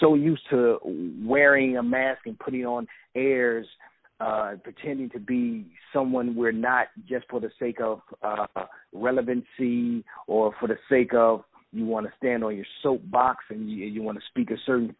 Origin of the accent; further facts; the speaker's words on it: East St. Louis, Illinois, United States; I'm from East St. Louis, Illinois, which is right across the bridge from St. Louis, Missouri.